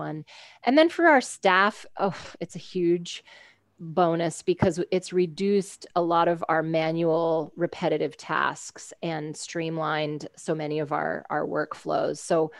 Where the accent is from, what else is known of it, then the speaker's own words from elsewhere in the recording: United States; I'm an American